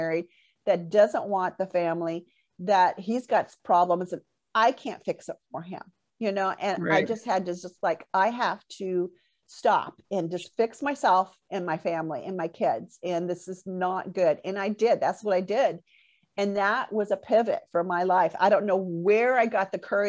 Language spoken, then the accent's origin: English; Port Orchard, Washington, United States; moved away as an adult; back here in my hometown, Port Orchard